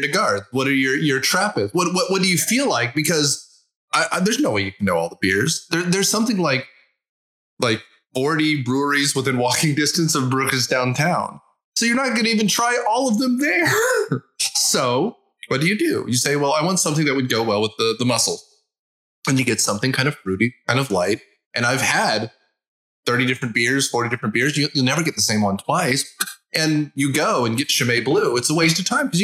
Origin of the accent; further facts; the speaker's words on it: United States; as an American